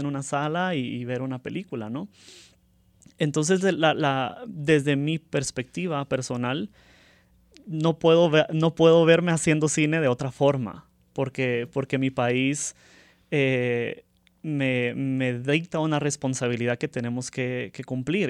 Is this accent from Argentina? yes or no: no; Guatemala; desde los guatemaltecos que participamos